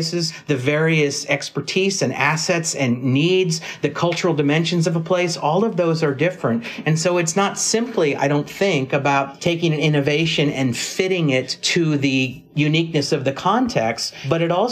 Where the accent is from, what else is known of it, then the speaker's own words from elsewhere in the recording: California, United States; I come from California